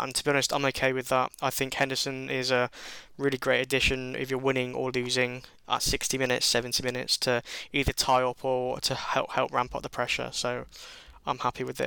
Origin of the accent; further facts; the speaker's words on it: England, United Kingdom; Being English